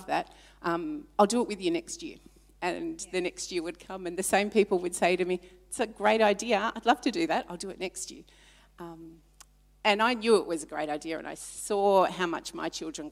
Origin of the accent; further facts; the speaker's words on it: Melbourne, Victoria, Australia; moved away as an adult; also born or lived in Papua New Guinea; now in Ballarat, Australia; I was born in Papua New Guinea on Good Friday, a long time ago, and I was raised, born there, but came back to Australia when I was three. Raised in Melbourne, in a wonderful Christian home